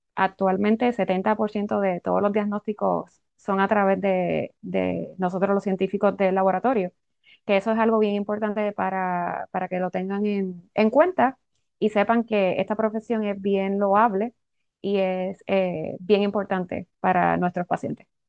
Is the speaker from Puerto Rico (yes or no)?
yes; Puerto Rico; moved away as an adult; now in Florida, United States; Soy también nacida y criada en Puerto Rico.